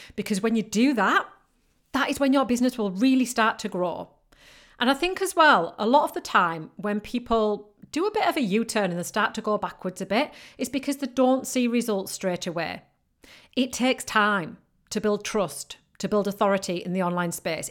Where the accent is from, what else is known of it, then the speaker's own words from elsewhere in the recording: United Kingdom; accent: northern British; I've got a very northern British accent.